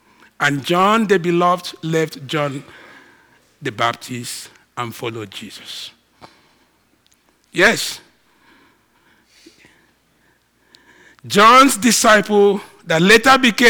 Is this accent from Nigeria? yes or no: yes; Nigeria; moved away; I'm all Nigerian